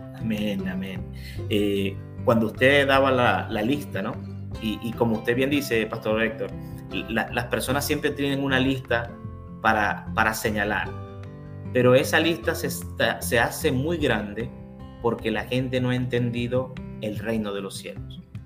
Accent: Venezuela; now in Mexico; en el 2018 yo, yo recibí la nacionalidad mexicana, así que si me ponen arepas, soy venezolano

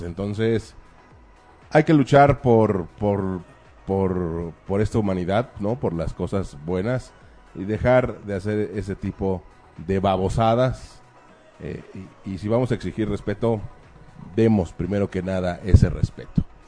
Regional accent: Mexico; Soy un mexicano

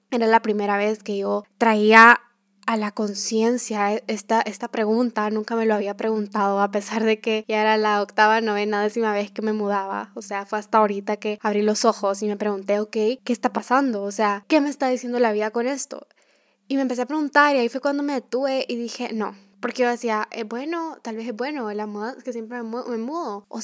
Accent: Guatemala; also born or lived in El Salvador; desde que yo nací en Guatemala y con mis papás nos fuimos a vivir a El Salvador, de que mis papás se separaron, entonces me fui a vivir donde mis abuelos, luego que me regresé a vivir a Guatemala

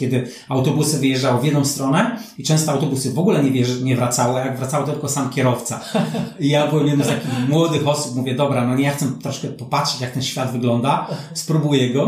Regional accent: Poland; moved away as an adult; also born or lived in New Zealand / Turkey / Malaysia; 88 wyjechałem z Polski

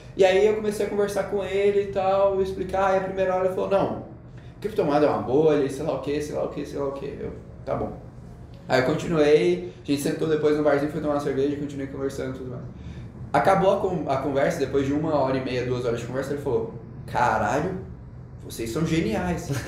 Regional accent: Goiânia, Goiás, Brazil; now in São Paulo, Brazil; sou de Goiânia

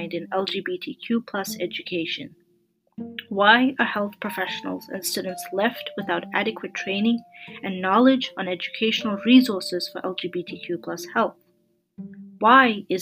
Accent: Canada; I'm a Canadian medical student

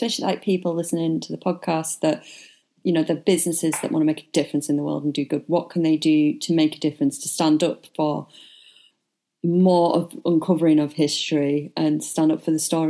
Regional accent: United Kingdom; I am British.

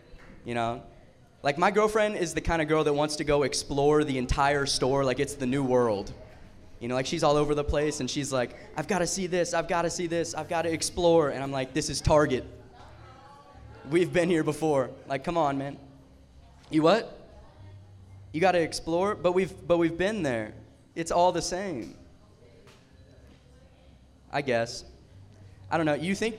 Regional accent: Tallahassee, Florida, United States; moved away; I'm from Tallahassee, Florida, which is kind of like a smaller town. And moving here to the big city

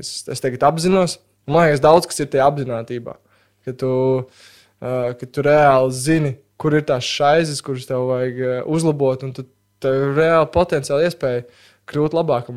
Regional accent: Latvia; mums ir paveicies piedzimt Latvijā

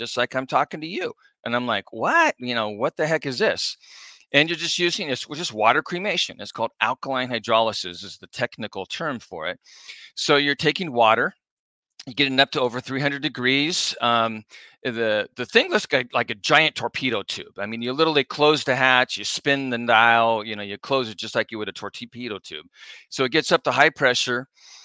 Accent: La Mesa, California, United States; now in Orange County, United States; I grew up in La Mesa, which is out by San Diego State.

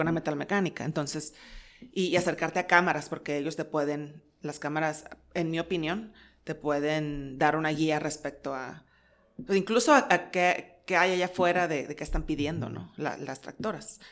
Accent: Mexico; somos mexicanos

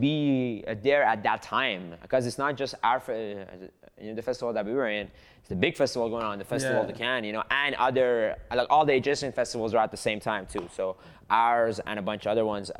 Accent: southern Iran, Iran; moved away; I'm from Iran. I'm Persian. In South of Iran specifically

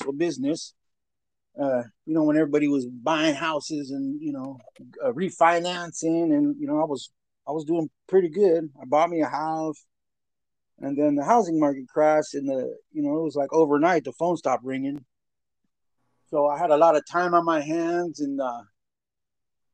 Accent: Sacramento, California, United States; South Sac

